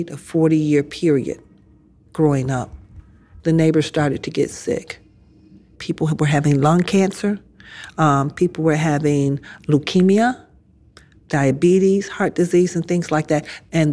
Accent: Detroit, Michigan, United States; Growing up in Southwest Detroit, to me, was a haven of safety and love and friendship.

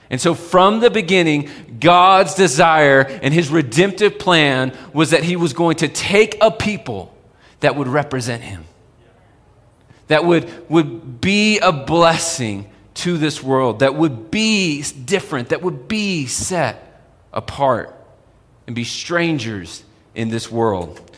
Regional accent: Texas, United States; moved away as an adult; now in Colorado, United States; when I first moved to Colorado. I'm from Texas

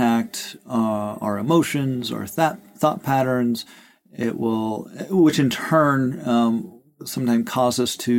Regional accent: Rosebud Indian Reservation, South Dakota, United States; growing up as a kid, I grew up on the Rosebud Indian Reservation, which is Lakota Sioux

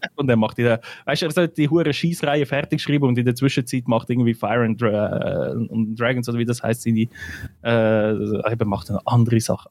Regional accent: Switzerland; bei uns in der Schweiz

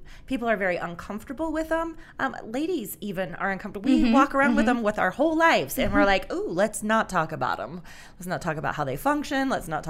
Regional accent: Utah, United States; we're all from Utah.

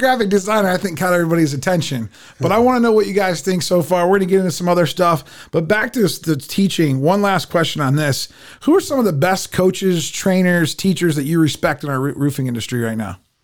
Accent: United States; we grew up in America

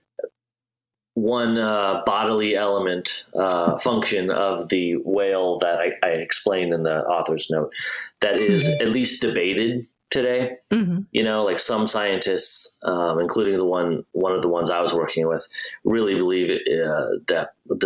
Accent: Midwest, United States; Like I grew up in the Midwest, not around any big bodies of water

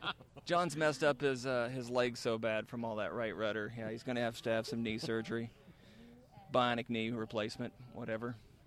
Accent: Midwest, United States; I'm from the Midwest.

